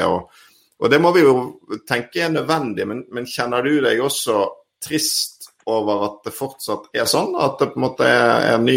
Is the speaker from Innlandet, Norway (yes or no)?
no; Bodø, Nordland, Norway; born there; Jeg er født i Bodø.